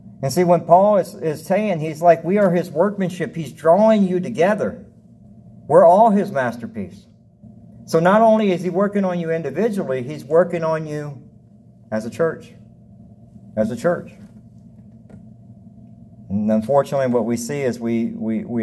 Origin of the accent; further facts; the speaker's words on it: the South, United States; now in Devine, United States; I grew up in the South